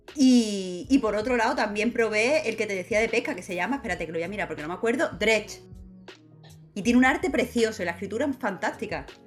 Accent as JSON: {"language": "Spanish", "town": "Rincón de la Victoria", "region": "Andalusia", "country": "Spain", "tie": "born or raised there", "also_born_or_lived": "Málaga / Cádiz / Puerto Real", "said": "Yo soy de Málaga, Málaga, Málaga capital, pero he crecido en el Rincón de la Victoria"}